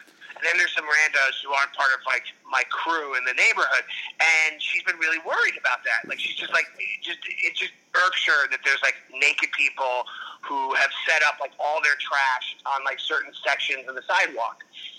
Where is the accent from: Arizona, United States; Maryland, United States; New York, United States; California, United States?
New York, United States; New York City; now in Los Angeles, United States; because I grew up in New York.